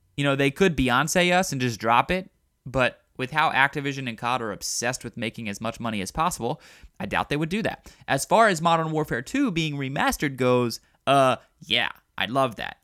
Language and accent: English; Baltimore, Maryland, United States; I'm from Baltimore